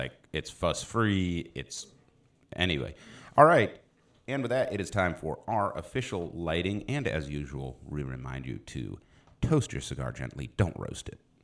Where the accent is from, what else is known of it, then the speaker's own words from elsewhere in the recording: Philadelphia, Pennsylvania, United States; moved away; also born or lived in South Dallas, Texas; I was born in Philly